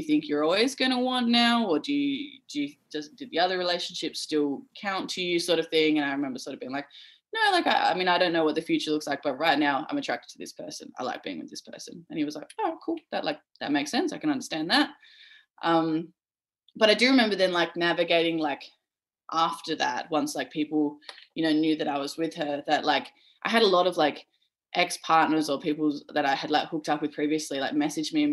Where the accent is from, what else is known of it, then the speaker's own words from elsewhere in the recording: Perth, Western Australia, Australia; growing up in Perth